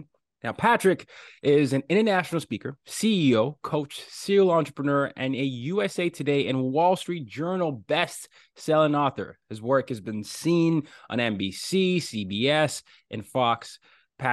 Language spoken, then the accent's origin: English; Nigeria; I'm from Nigeria. We were colonized by England